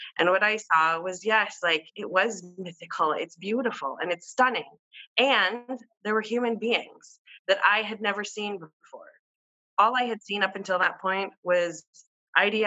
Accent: Amman, Amman Governorate, Jordan; I was born in Amman, Jordan, to a Caucasian woman from the Midwest who is Methodist till this day

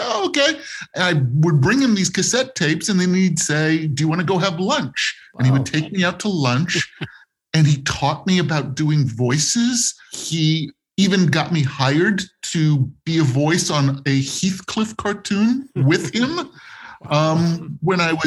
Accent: Los Angeles, California, United States; I grew up in West Los Angeles

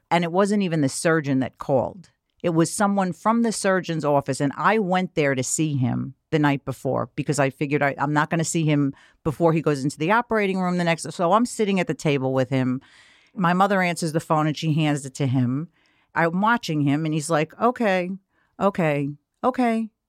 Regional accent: New York City, New York, United States; I grew up in Queens

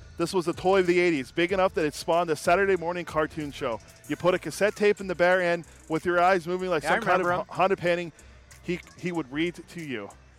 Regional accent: Pittsburgh, Pennsylvania, United States; born or raised there; moved away

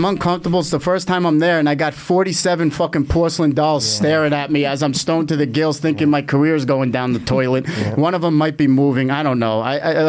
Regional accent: Bayonne, New Jersey, United States; I'm from fucking Bayonne, New Jersey. That shithole. That's even worse than Long Island.

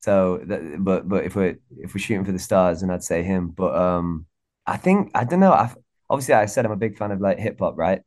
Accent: Warrington, North West England, United Kingdom; I'm from Warrington in England, which is like a small town. Uh, it's slap bang in the middle between Manchester and Liverpool.

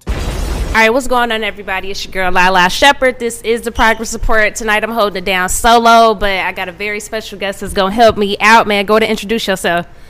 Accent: Midwest, United States; I'm from the Midwest

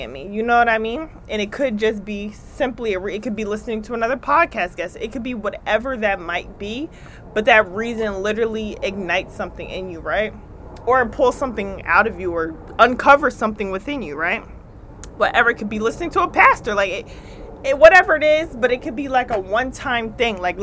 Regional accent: New Jersey, United States; accent: East Coast; I am from the East Coast. I'm from Jersey, but I'm up in New York for a few.

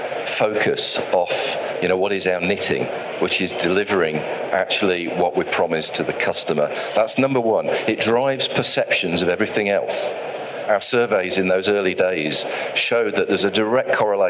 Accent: England, United Kingdom; I'm an English, I can say English operator, British operator.

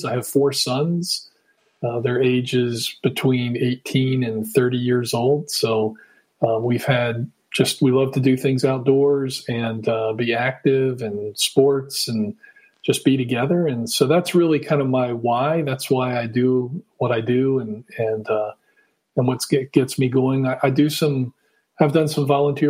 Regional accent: Washington, District of Columbia, United States; moved away as an adult; also born or lived in Utah / Virginia; now in Virginia Beach, United States; I grew up in the Washington, D.C. area

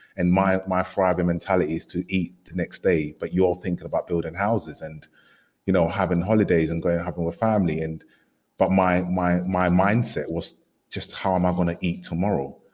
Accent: London, United Kingdom; coming to London and growing up in East London

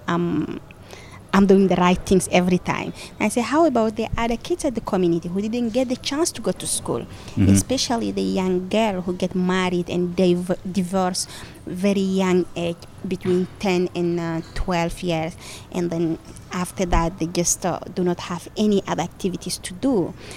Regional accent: Chad; I'm coming from the Mbororo pastoralist community, mm-hmm. and uh, we are part of the indigenous peoples group. My people is uh, around five countries: Chad, Cameroon

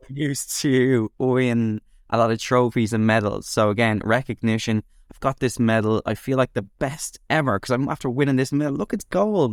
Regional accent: Dublin, Leinster, Ireland; I grew up in Dublin, and I went to school there.

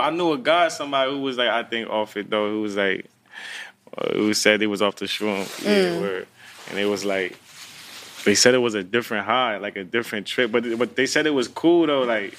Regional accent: New Jersey, United States; also born or lived in Florida; I was from Jersey, then I went to Florida, I think, and then went back to Jersey.

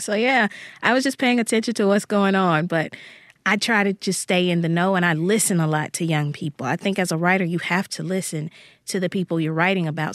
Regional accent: Jackson, Mississippi, United States; the neighborhood where I grew up here in Jackson, Mississippi

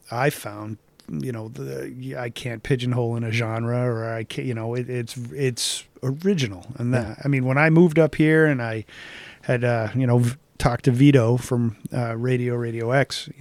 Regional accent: Boston, Massachusetts, United States; I grew up with BCN in Boston

